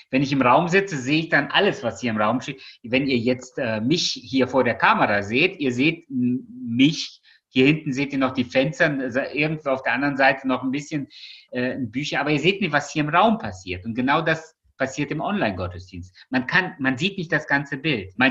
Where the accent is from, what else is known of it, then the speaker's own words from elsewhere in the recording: Russia; born there; Ich bin zwar in Russland geboren, aber ich habe es ja nicht mehr erlebt.